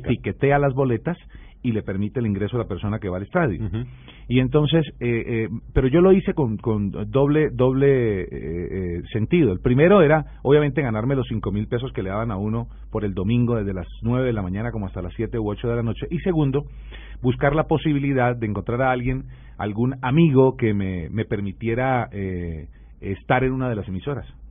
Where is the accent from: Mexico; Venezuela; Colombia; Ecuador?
Colombia; Florida, Valle del Cauca; yo soy de Florida Valle, un municipio al sur del departamento del Valle